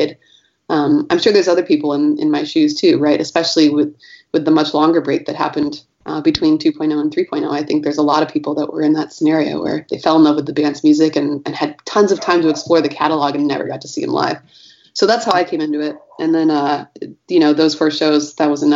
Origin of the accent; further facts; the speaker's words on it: Michigan, United States; also born or lived in Northeast United States; now in San Francisco, United States; I grew up in Michigan, and then I lived in the Northeast for a while, and I've been in San Francisco since 2003.